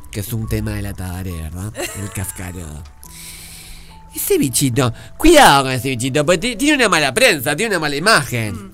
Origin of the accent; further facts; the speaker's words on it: Uruguay; Porque yo soy uruguayo.